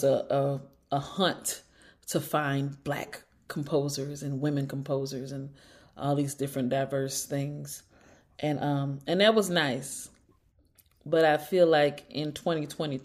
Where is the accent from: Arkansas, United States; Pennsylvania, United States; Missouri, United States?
Missouri, United States; St. Louis; I'm from St. Louis, Missouri